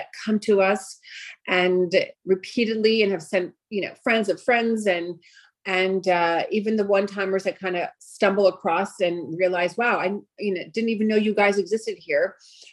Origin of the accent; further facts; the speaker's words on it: New York City, New York, United States; first language Greek; English is a second language; born and raised in Brooklyn, and primarily grew up most of my life there